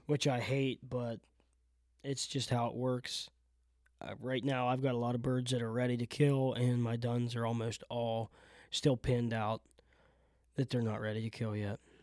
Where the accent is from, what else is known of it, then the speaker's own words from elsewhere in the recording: South Central Pennsylvania, United States; I'm born and raised in South Central P